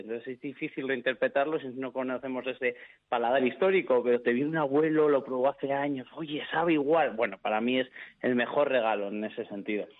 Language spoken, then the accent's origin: Spanish; Bilbao, Basque Country, Spain; yo soy de Bilbao, nací en Bilbao, toda mi familia es gallega.